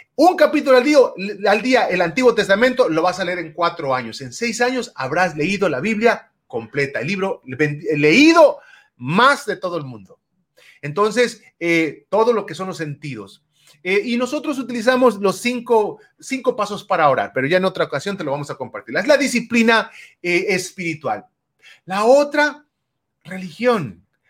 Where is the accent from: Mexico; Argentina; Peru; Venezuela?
Mexico; now in United States; crecí en México y allá no acostumbraba mucho la lectura